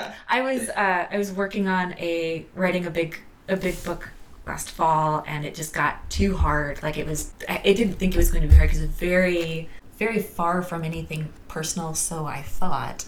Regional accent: the South, United States; moved away as an adult; also born or lived in Massachusetts; I grew up in the South

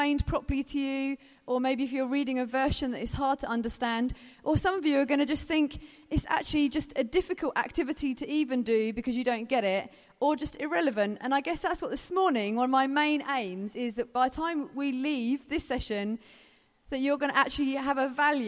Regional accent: Brighton, South East England, United Kingdom; I'm from Brighton

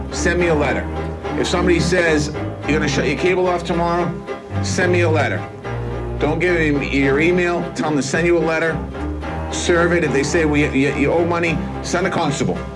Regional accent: Dorchester, Massachusetts, United States; I grew up in Dorchester and I yeah, uh, went to work construction

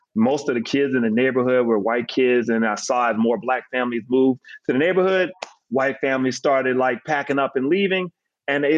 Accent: Decatur, Georgia, United States; also born or lived in Harlem, New York / North Carolina; I was born in Harlem, but moved south when I was four. We stopped off in North Carolina for a few years. And then we moved down to Atlanta and moved to Decatur and planted roots there from the time I was eight years old on. So I consider that home

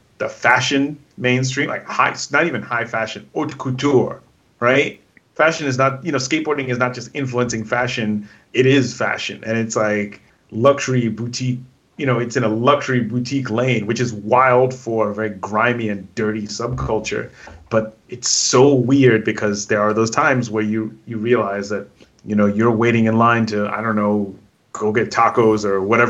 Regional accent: New York, United States; growing up in New York

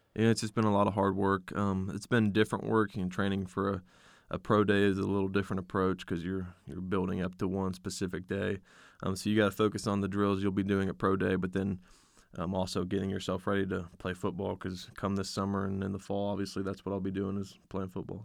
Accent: West Milton, Ohio, United States; It's based out of my hometown, West Milton, Ohio.

